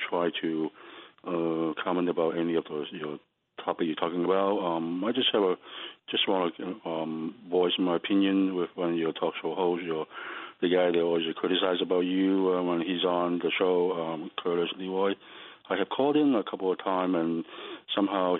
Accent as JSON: {"language": "English", "country": "Hong Kong", "moved": "yes", "lives_now": "United States", "said": "I'm an Asian American, and I'm an immigrant from Hong Kong"}